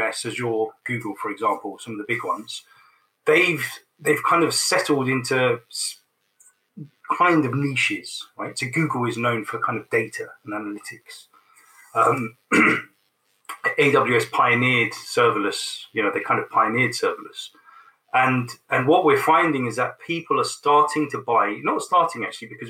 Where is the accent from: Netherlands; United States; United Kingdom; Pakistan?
United Kingdom; London; it's my hometown and I grew up in London. You know, I'm a Londoner.